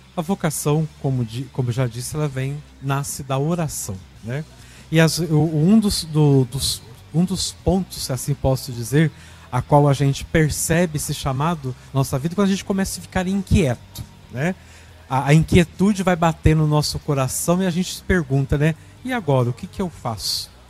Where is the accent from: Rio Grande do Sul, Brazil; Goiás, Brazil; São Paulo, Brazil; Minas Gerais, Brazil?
Minas Gerais, Brazil; Cachoeira de Minas; Sou natural da cidade de Cachoeira de Minas, sul de Minas, pertinho aqui de Aparecida.